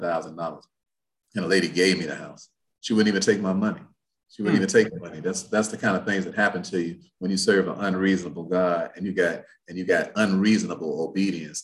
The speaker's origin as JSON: {"language": "English", "town": "Chicago", "region": "Illinois", "country": "United States", "also_born_or_lived": "Indianapolis, Indiana", "moved": "yes", "said": "I'm from Chicago"}